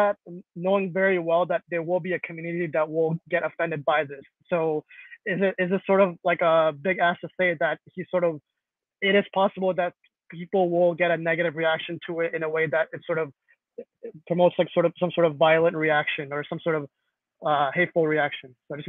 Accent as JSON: {"language": "English", "country": "Pakistan", "moved": "yes", "lives_now": "Canada", "said": "I actually live in Canada. I'm actually from Pakistan, but I live in Canada"}